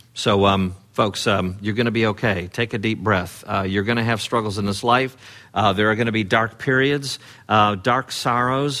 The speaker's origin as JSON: {"language": "English", "town": "Chicago", "region": "Illinois", "country": "United States", "tie": "born or raised there", "said": "in sixth grade, uh, growing up in the Chicago area"}